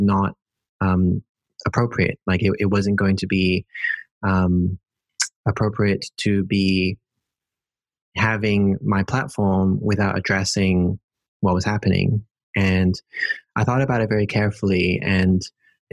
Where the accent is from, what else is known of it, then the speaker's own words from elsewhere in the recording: Hong Kong; moved away as an adult; also born or lived in United Kingdom; now in Netherlands; growing up in Hong Kong